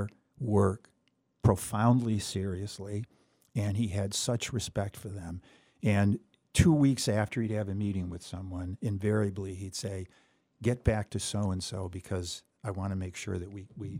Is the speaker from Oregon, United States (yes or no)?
no; Pittsfield, Massachusetts, United States; I grew up in Pittsfield